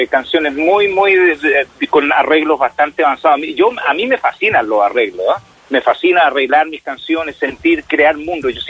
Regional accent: Chile; estuve como el chileno común, no me fui a ninguna clínica privada, estuve en el hospital de San Fernando

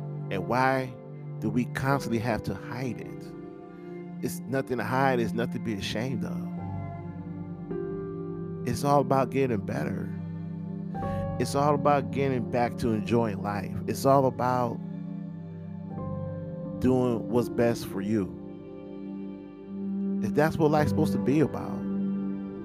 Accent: United States; as an American

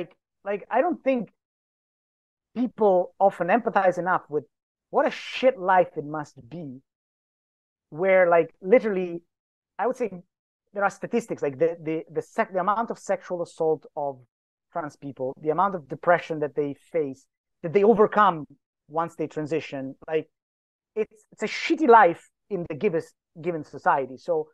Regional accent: Greenland; I come from Greenland, so I may not be unbiased in my assessment

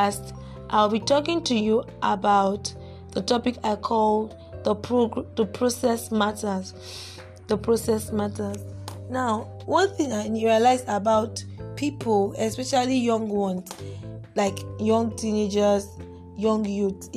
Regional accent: Nigeria; we Nigerians, considering the fact that I am a Nigerian

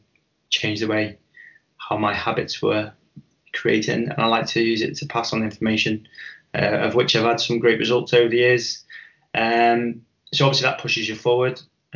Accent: Chester, North West England, United Kingdom; growing up in Chester in the 90s, you know, I remember paranoia being a really big thing.

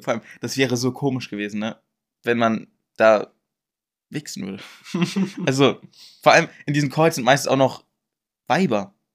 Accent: Braunschweig, Lower Saxony, Germany; born or raised there

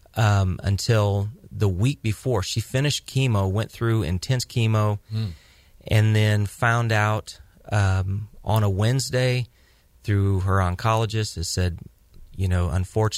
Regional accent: Midwest, United States; moved away as an adult; now in Central Valley, California, United States; I grew up in the Midwest. I was raised in the Midwest.

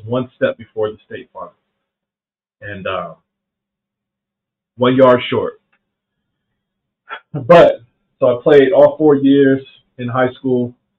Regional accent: the South, United States; And growing up in the South, speed is the game.

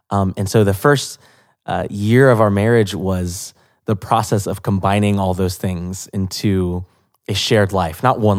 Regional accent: Atlanta, Georgia, United States; Yeah, it's my hometown.

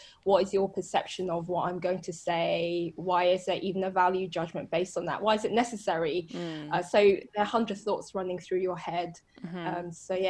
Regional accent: London, United Kingdom; I deliberately say I'm from London first

